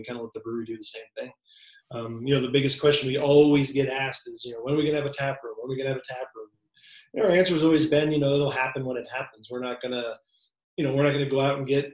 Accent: Florida, United States; also born or lived in Eastern New York; now in Colorado, United States; I was born in Eastern New York, but when I was like six, my family moved to Florida. So I consider myself from Florida.

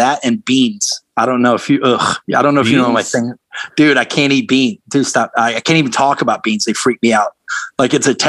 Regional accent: the South, United States; I mean, I grew up in the South with that band, so I loved them.

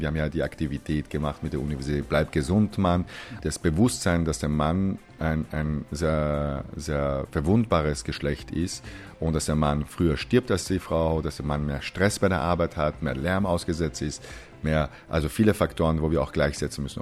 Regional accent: Austria; also born or lived in Iran / United States; ich bin in Österreich aufgewachsen, aber Iraner

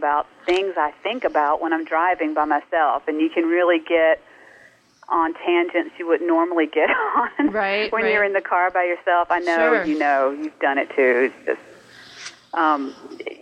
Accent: North Carolina, United States; also born or lived in Mississippi; now in California, United States; I grew up in North Carolina

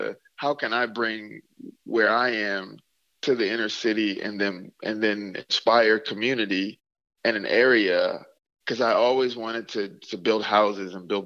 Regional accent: Mississippi, United States; now in Minneapolis, United States; growing up in Mississippi

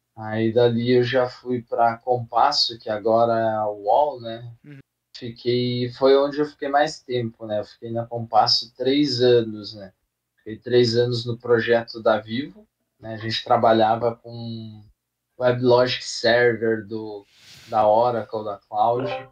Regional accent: Passo Fundo, Rio Grande do Sul, Brazil; now in São Paulo, Brazil; eu sou do Rio Grande do Sul, uma cidadezinha aí do norte que é chamada de Passo Fundo. É, Nascido. Ah, hoje eu moro aqui em São Paulo

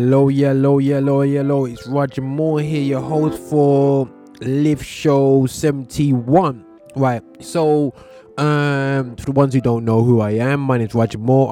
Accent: Birmingham, West Midlands, United Kingdom; my hometown, Birmingham

